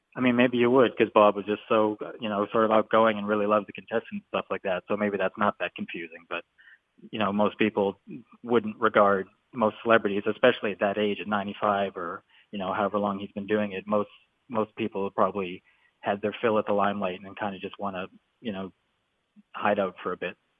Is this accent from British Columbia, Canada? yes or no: yes; Vancouver, British Columbia, Canada; I'm from Vancouver